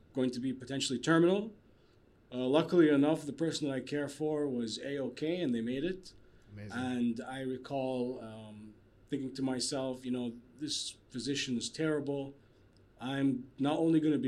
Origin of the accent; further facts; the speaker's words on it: Kuwait; moved away as an adult; also born or lived in Bahrain / Canada; Born and raised in Kuwait.